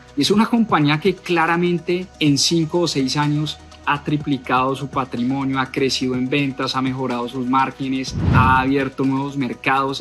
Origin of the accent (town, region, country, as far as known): Colombia